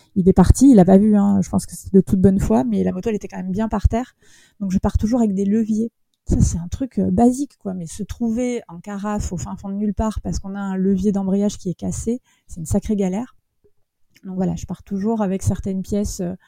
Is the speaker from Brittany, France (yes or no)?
no; Bordeaux, Nouvelle-Aquitaine, France; je suis de Bordeaux.